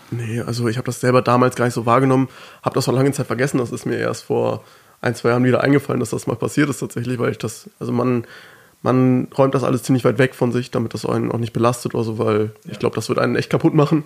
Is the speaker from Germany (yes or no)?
yes; Germany; first language German; dass ich gut Deutsch spreche, obwohl ja. ich ja hier geboren bin. Ähm, Deutsch meine Muttersprache ist